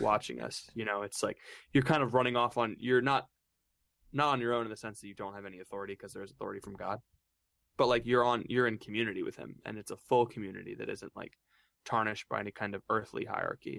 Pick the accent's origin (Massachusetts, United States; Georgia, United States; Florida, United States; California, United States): Florida, United States; moved away as an adult; now in Steubenville, United States; I'm from Florida